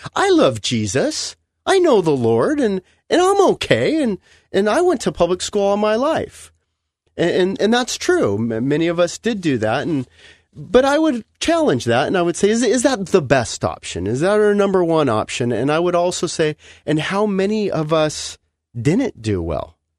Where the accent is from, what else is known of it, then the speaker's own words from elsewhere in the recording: Los Angeles, California, United States; I'm from Los Angeles, you know, the cement jungle